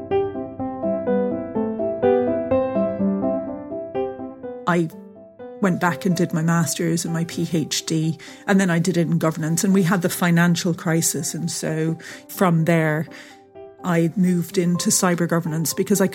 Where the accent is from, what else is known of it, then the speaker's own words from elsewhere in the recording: Ireland; also born or lived in England; I was born in England and we lived there till I was about 7. And then we moved to Ireland, which is where my parents are from